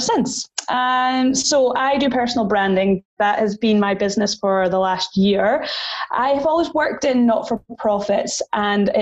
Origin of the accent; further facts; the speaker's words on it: Highlands, Scotland, United Kingdom; moved away as an adult; also born or lived in Sydney, Australia; now in Perth, Australia; I am from the Highlands in Scotland, up near where the Harry Potter train takes off, where Loch Ness Monster is